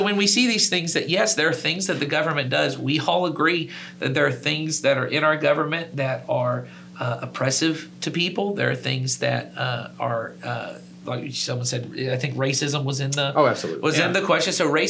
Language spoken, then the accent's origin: English; United States; as American Christians